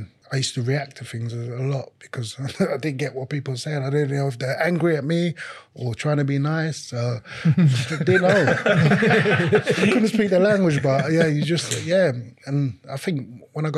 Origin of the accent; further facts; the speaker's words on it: London, United Kingdom; English is a second language; growing up, being in London